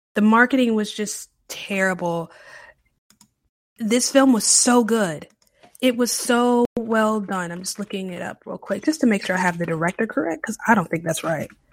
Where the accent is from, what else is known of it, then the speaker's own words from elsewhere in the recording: Charlotte, North Carolina, United States; now in New Orleans, United States; I'm originally from the Charlotte area